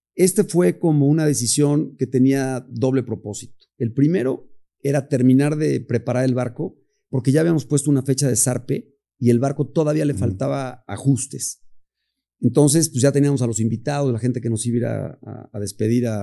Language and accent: Spanish; Puebla, Mexico; orgullosamente poblano, quiero decir, estoy enamorado de, mi ciudad